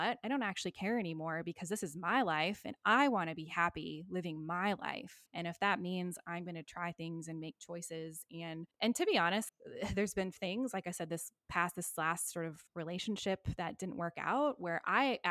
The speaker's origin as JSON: {"language": "English", "country": "United States", "moved": "yes", "lives_now": "Australia", "said": "I am still an American after all."}